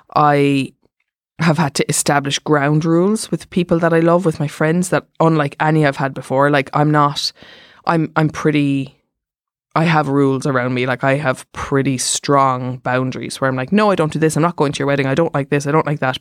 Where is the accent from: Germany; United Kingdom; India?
Germany; I'm from Germany